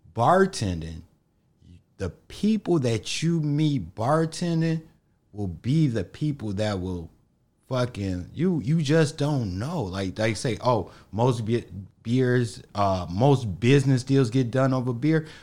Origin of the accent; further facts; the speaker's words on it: Harvey, Illinois, United States; I grew up in Harvey